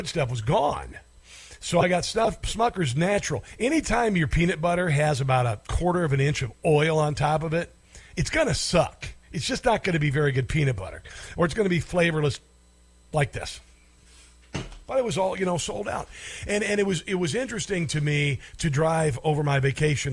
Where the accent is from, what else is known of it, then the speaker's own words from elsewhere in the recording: Neola, Iowa, United States; I grew up in Iowa, I grew up in a little town called Neola, Iowa